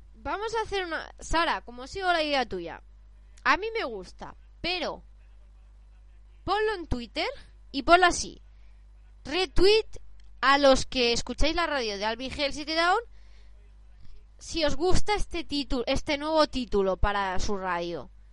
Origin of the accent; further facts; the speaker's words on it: Barcelona, Catalonia, Spain; yo soy de Barcelona